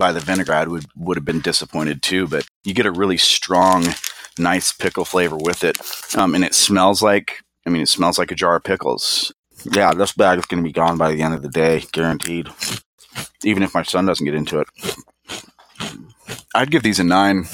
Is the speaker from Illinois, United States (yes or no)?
no; Florida, United States; moved away; growing up in Florida